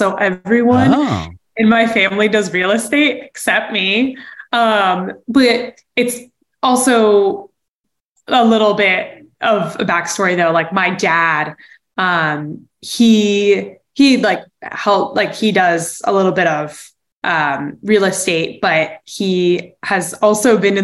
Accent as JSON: {"language": "English", "town": "San Jose", "region": "California", "country": "United States", "tie": "born or raised there", "said": "I'm from San Jose"}